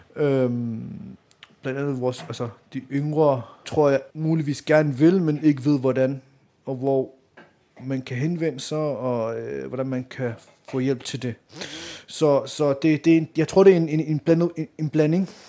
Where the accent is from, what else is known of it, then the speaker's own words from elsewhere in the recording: Denmark; also born or lived in Vanløse; jeg er født og opvokset her i Danmark